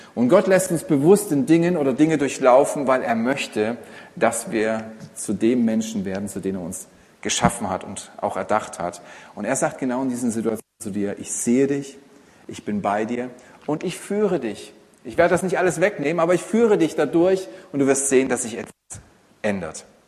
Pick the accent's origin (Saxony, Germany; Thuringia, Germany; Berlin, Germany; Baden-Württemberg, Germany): Saxony, Germany; Als Sachse hat man es nicht so leicht im Leben mit der Sprache, aber man hört es kaum raus.